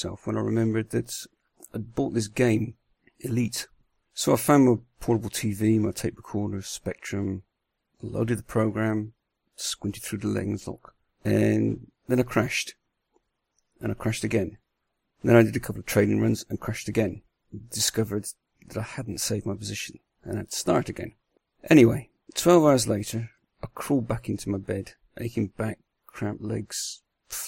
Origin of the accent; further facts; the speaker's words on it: Bristol, South West England, United Kingdom; also born or lived in north of the Netherlands; now in Netherlands; I'm from Bristol originally, you'll probably hear that, but I live in the north of Holland now.